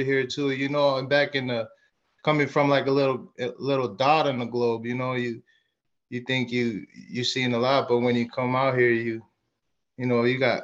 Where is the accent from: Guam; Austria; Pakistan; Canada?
Guam; also born or lived in Pacific Northwest; now in United States; Both of my parents from Chuuk. You know, I was born and raised in Guam